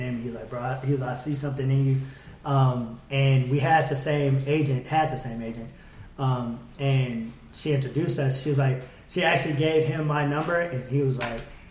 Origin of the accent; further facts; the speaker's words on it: United States; I'm from the United States